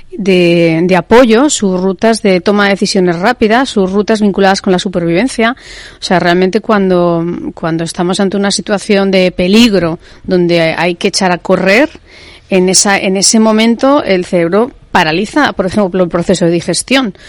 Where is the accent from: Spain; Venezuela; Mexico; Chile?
Spain; en España tenemos una cultura más de pesebre